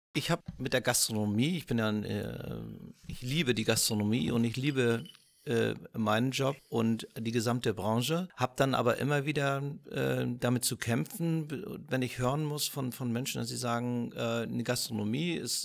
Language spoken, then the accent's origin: German; Northern Germany, Germany; als Norddeutscher